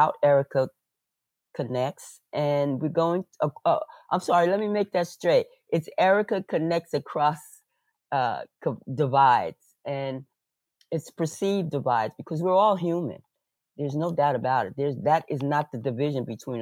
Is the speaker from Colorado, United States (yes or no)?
no; New York, United States; I was born in New York in a large talking, loud talking family.